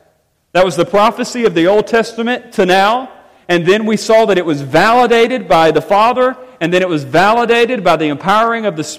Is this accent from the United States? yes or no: no; England, United Kingdom; You know I'm English.